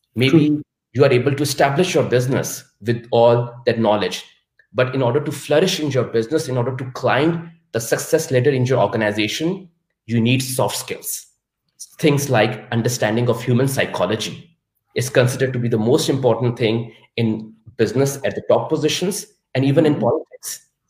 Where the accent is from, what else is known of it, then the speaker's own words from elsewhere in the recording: Pakistan; moved away as an adult; now in Munich, Germany; I was born and raised in Pakistan